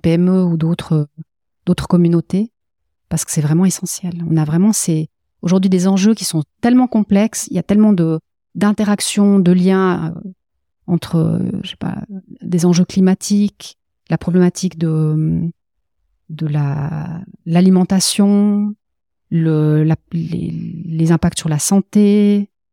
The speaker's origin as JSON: {"language": "French", "region": "Valais", "country": "Switzerland", "said": "je suis valaisanne d'origine, donc aussi très ancrée dans le dans la terre et dans le sol"}